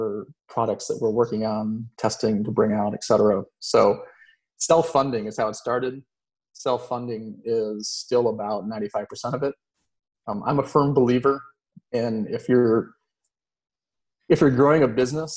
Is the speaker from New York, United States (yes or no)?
no; Florida, United States; growing up in Florida